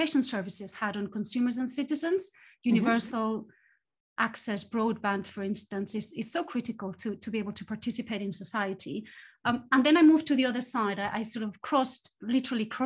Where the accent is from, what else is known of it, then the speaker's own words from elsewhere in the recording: Spain; moved away as an adult; also born or lived in various European cities / United States; now in United Kingdom; I grew up in Spain and I studied there, and then I moved into academia. And left Spain after university